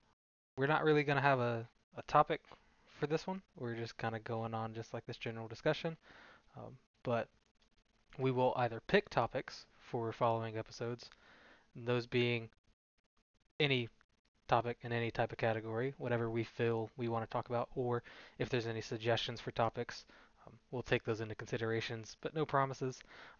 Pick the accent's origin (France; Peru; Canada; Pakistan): Canada; I'm from Canada.